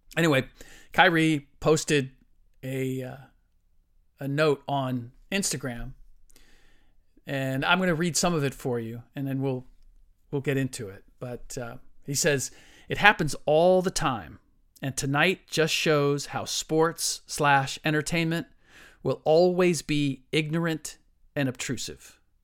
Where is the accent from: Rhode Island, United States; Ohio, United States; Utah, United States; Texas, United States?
Ohio, United States; Cincinnati; now in San Francisco Bay Area, United States; growing up in Cincinnati